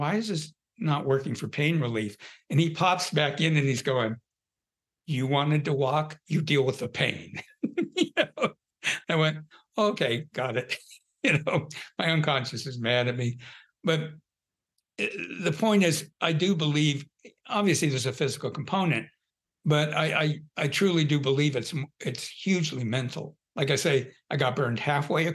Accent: Southern California, United States; I grew up in Southern California.

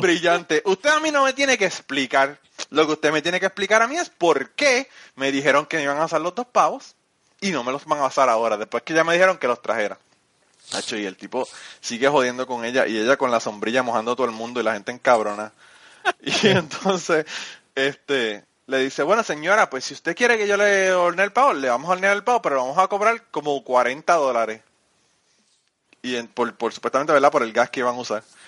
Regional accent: Utuado, Puerto Rico; yo soy de Utuado, pero nosotros, nosotros somos del pueblo

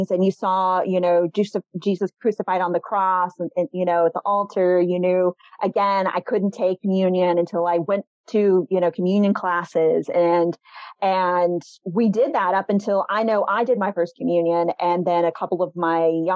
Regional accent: Euless, Texas, United States; also born or lived in Oak Cliff, Dallas; I grew up in Euless.

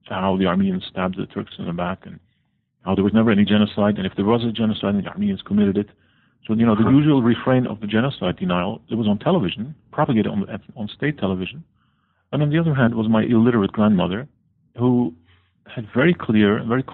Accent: Netherlands; also born or lived in Turkey; I was born in Turkey but raised in the Netherlands

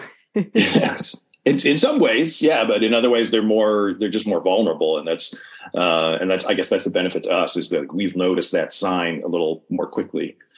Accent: New York, United States; now in Oklahoma, United States; I'm from New York, and I'm in Oklahoma

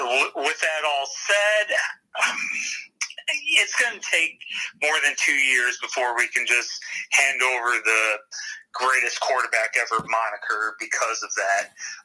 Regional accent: Detroit, Michigan, United States; for me as a Lions fan, because I grew up in Detroit

